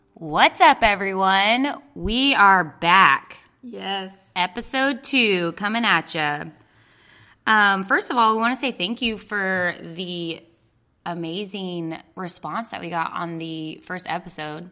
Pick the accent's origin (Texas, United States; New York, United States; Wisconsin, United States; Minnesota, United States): Texas, United States; moved away; I'm from Texas.